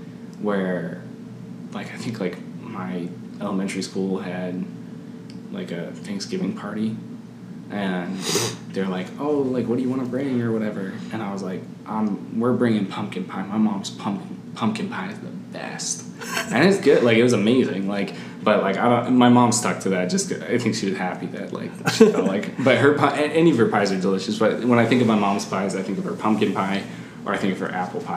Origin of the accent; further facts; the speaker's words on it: Canada; My family, like we're Canadian, like, pancakes, maple syrup, like that's our jazz.